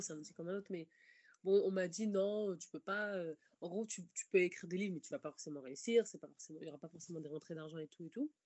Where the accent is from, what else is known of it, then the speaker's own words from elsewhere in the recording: Paris, Île-de-France, France; j'ai grandi en fait dans Paris et dans sa banlieue.